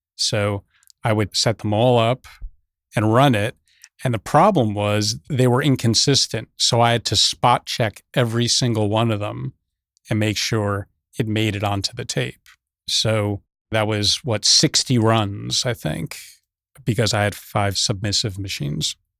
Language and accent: English; Teaneck, New Jersey, United States; I grew up in New Jersey, northern New Jersey, just over the George Washington Bridge, Teaneck, New Jersey